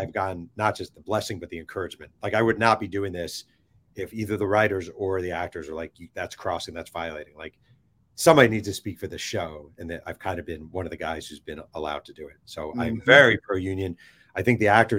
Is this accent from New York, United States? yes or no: yes; New York, United States; I am from New York